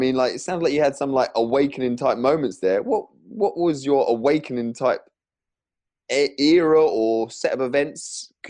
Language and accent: English; England, United Kingdom; I'm English